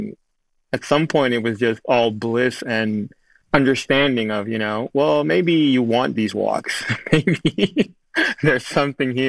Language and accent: English; Amsterdam, North Holland, Netherlands; moved away as an adult; now in Studio City, United States; growing up in Amsterdam